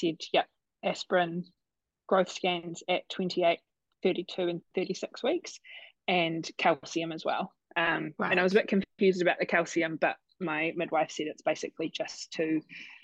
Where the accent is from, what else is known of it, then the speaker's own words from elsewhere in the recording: Christchurch, Canterbury, New Zealand; also born or lived in Canada; now in Tauranga, New Zealand; I'm originally from Christchurch, but living in Tauranga with my fiance, Brad.